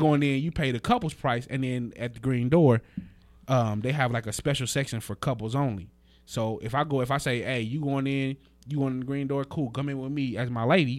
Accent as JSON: {"language": "English", "town": "Las Vegas", "region": "Nevada", "country": "United States", "said": "I'm from, I'm from Vegas"}